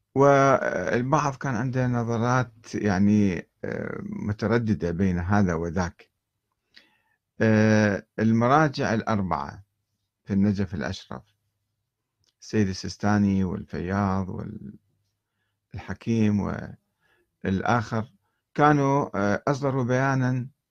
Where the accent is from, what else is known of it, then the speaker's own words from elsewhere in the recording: Karbala, Karbala Governorate, Iraq; moved away as an adult; منذ ان نشات في كربلاء